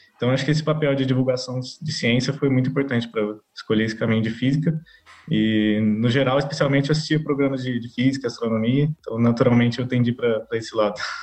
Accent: Guaxupé, Minas Gerais, Brazil; moved away as an adult; now in Campinas, Brazil; sou de, do interior de Minas Gerais, numa cidadezinha pequenininha chamada Guaxupé

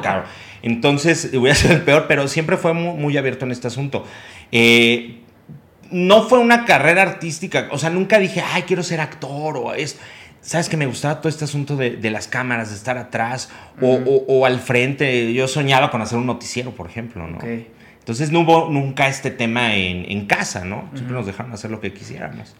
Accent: Querétaro, Mexico; also born or lived in Mexico City; yo digo que soy queretano, nacido en la Ciudad de México

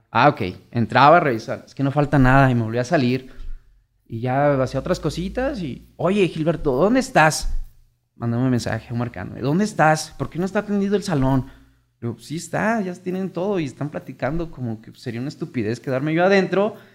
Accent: Morelia, Michoacán, Mexico; soy de aquí, originado de Morelia, Michoacán. Tengo 27, 28 años.

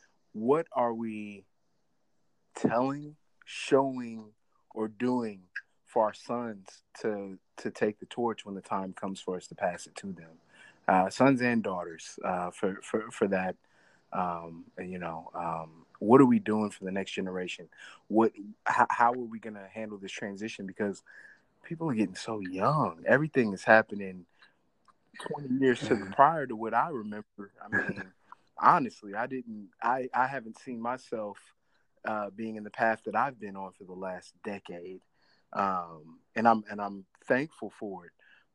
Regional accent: Missouri, United States; I'm from Missouri.

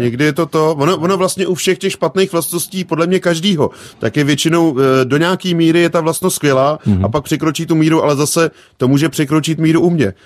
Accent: Kutná Hora, Central Bohemian Region, Czechia; u nás v Kutnohoře nic jiného nebylo

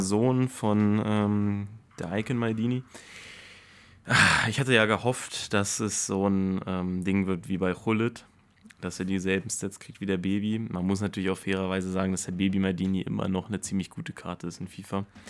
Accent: Germany; als Deutscher

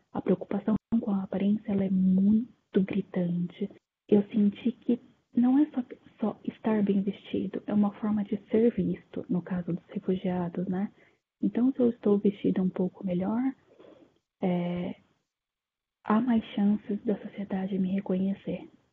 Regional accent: interior of São Paulo, Brazil; now in Japan; moro atualmente é no Japão, sou do interior de São Paulo. Tenho pai japonês e mãe italiana, mas nasci no Brasil

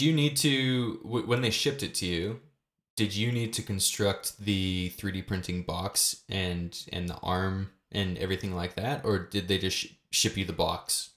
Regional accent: Canada; We're, we're both Canadian

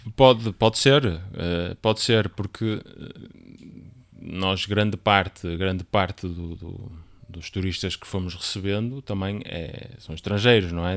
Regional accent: Guimarães, Norte, Portugal; now in Amarante, Portugal; nasci em Guimarães e vivi grande parte de lá, grande parte, assim, até cerca dos 18, 9 anos foi onde vivi.

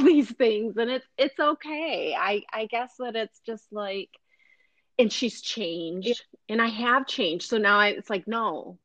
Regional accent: Flint, Michigan, United States; I grew up in Flint

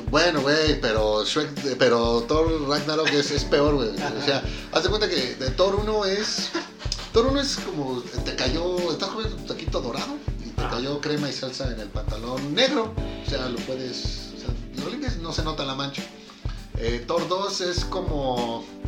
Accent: Mexico; siendo mexicano

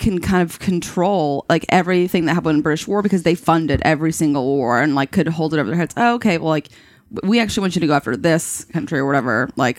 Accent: United States; But we're American

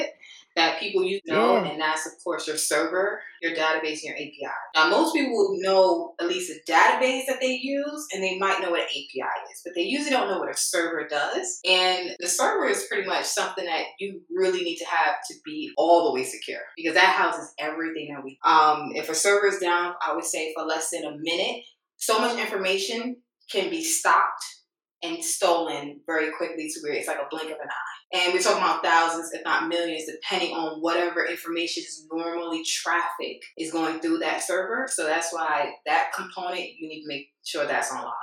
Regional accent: New York City, New York, United States; So I'm originally from New York City

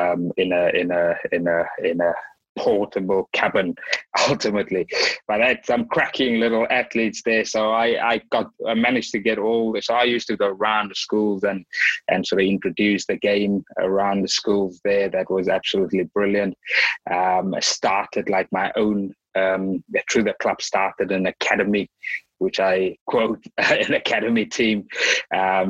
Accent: Cape Town, Western Cape, South Africa; So obviously from South Africa, born and raised in Cape Town

